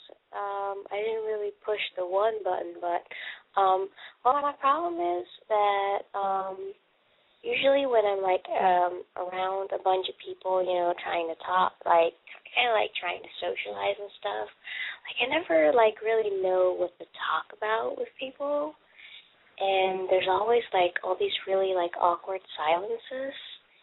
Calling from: Charlotte, North Carolina, United States; I'm 24. I'm calling from Charlotte.

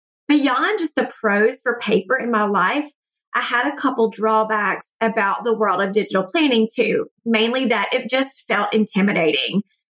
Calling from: Atlanta, Georgia, United States; from Atlanta, and I love your podcast.

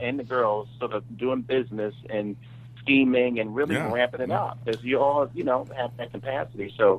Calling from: Brooklyn, New York, United States; coming from Brooklyn.

